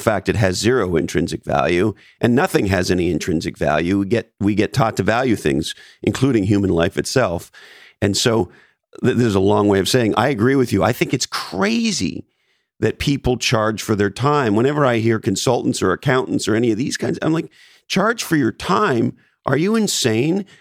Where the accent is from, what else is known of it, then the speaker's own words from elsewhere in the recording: Canada; moved away; I was born in Canada, so I'm an immigrant to this country